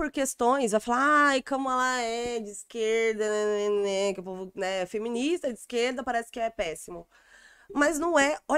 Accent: São Paulo, Brazil; porque eu sou do Jaraguá, não sei andar no centro.

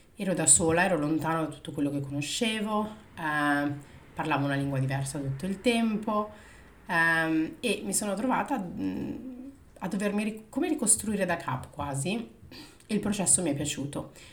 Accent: Milan, Lombardy, Italy; moved away as an adult; sono nata a Milano poi eh, dopo la separazione dei miei genitori mi sono trasferita in provincia sempre di Milano dove ho fatto le medie e eh, le superiori

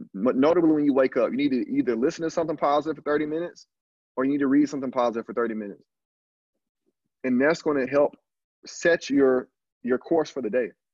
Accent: Alabama, United States; moved away as an adult; also born or lived in Canada / Brazil; I'm just a dude from from from the country, dog. I'm from Alabama

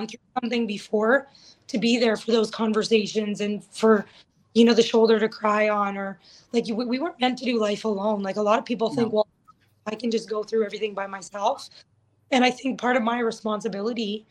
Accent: Thorhild, Alberta, Canada; also born or lived in Lakeland area, Alberta; I live in Thorhild. That's where my home is, my hometown.

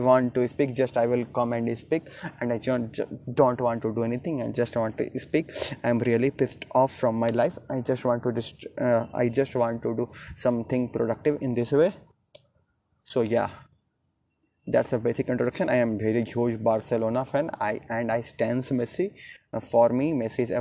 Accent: Gaya, Bihar, India; English is a second language; I am from Gaya, Bihar

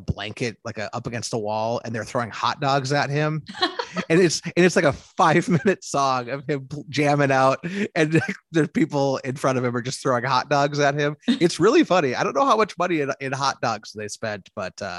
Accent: Midwest, United States; And I'm from, I'm from the Midwest

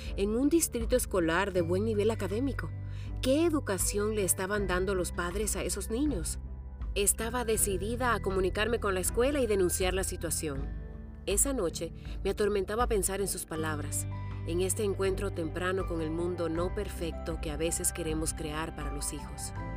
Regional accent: Dominican Republic; now in Seattle, United States; soy dominicana y desde mi pequeño estudio casero en Seattle

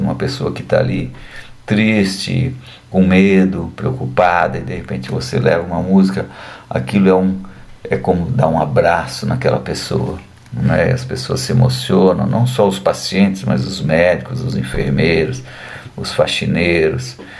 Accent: São Paulo, Brazil; moved away as an adult; also born or lived in Paris; voltei a morar em São Paulo, minha cidade natal

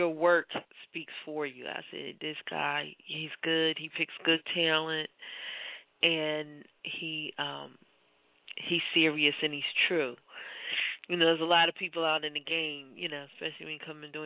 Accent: Philadelphia, Pennsylvania, United States; I'm born and raised in Philadelphia

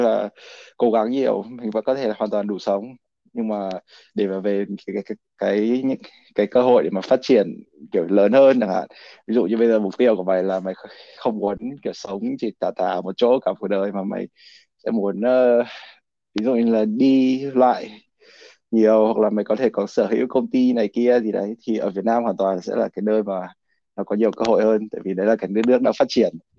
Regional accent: Vietnam; now in United States; mình là người Việt Nam

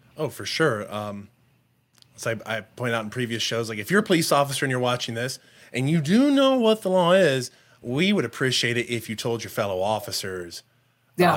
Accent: Harper, Texas, United States; I grew up out in Harper, Texas.

